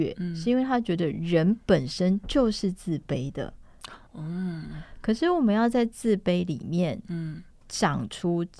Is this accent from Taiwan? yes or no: yes; Taiwan; 就是我们台湾人喜欢的关系取向嘛。